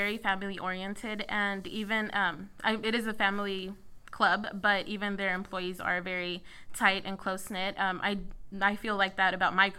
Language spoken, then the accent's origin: English; Houston, Texas, United States; I'm actually born and raised in Houston